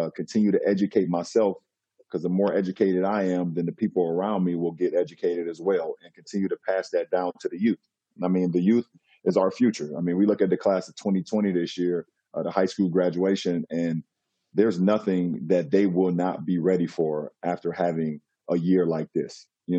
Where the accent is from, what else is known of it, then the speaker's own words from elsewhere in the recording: United States; as a model citizen, as a black man growing up in America.